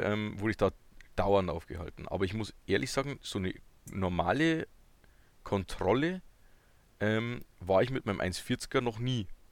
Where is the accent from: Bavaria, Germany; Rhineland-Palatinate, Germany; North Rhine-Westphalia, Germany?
Bavaria, Germany; ich komme ja noch tiefer aus Bayern